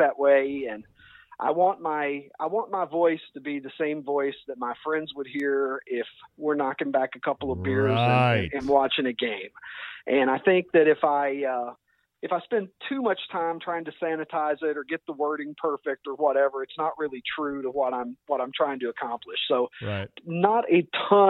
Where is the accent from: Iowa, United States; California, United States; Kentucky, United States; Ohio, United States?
Kentucky, United States; accent: drawl; moved away as an adult; now in Chicago, United States; I was born and raised in Kentucky and lived there until I got out of college and was ready to begin my career. And my career brought me to the Chicago area